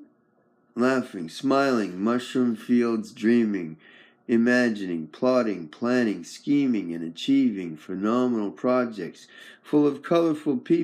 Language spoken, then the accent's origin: English; Victoria, British Columbia, Canada; I'm from Victoria, BC, Canada, British Columbia